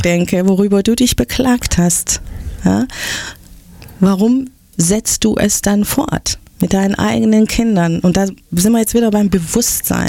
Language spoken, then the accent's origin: German; Stuttgart, Baden-Württemberg, Germany; born or raised there